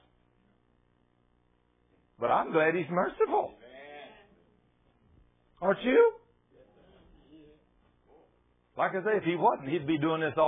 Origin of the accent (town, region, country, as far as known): Goldthwaite, Texas, United States; born or raised there; moved away